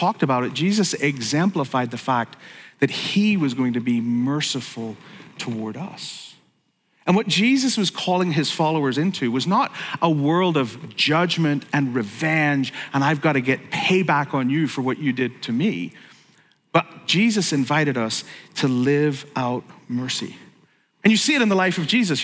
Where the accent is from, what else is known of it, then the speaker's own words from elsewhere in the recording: Belfast, Northern Ireland, United Kingdom; moved away as an adult; now in United States; I grew up in Belfast